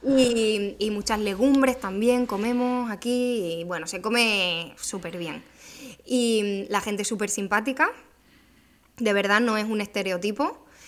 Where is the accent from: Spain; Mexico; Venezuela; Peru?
Spain; Extremadura; also born or lived in northern Italy; now in Cádiz, Spain; Extremadura, ¿no? Que que es de donde yo soy